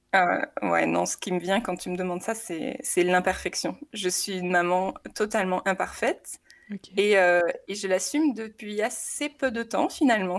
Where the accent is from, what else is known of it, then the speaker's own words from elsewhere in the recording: south of France, France; moved away as an adult; now in Haute-Savoie, France; je suis originaire du sud de la France où j'ai rencontré mon mari assez tôt. On était ensemble au collège.